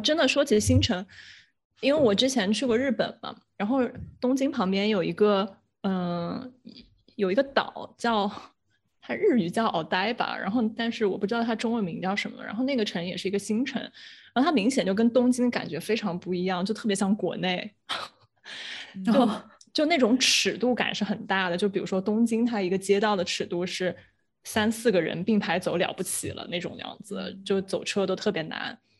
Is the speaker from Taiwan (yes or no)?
no; China; 可能中国人就是跟自然的连接比较少，所以我们从小都是在城市长大，没有想过去自然需要操心这么多的事儿。